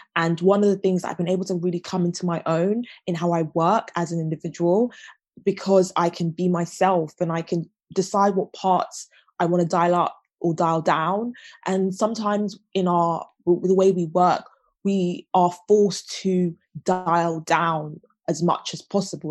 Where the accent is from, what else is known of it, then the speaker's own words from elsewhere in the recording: London, United Kingdom; I'm a Londoner you know I was I was born in a big city um, and I've you know always lived in South London